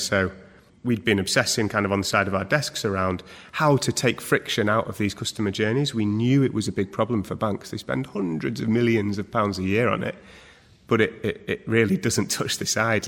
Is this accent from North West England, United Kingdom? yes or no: yes; Manchester, North West England, United Kingdom; born and bred in Manchester